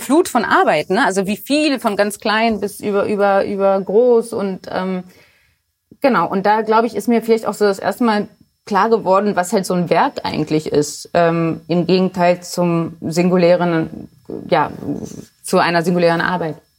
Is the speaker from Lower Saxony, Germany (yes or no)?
yes; Hanover, Lower Saxony, Germany; also born or lived in Poland; now in Berlin, Germany; ich bin direkt am Maschsee zur Schule gegangen